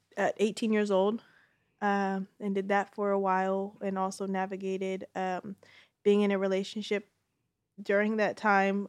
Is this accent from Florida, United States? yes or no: no; Bay Area, California, United States; I'm a Bay Area native